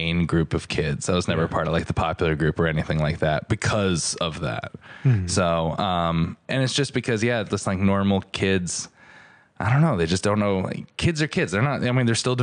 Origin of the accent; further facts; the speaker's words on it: Stratford, Connecticut, United States; I grew up in Stratford, Connecticut and was always the biggest kid in class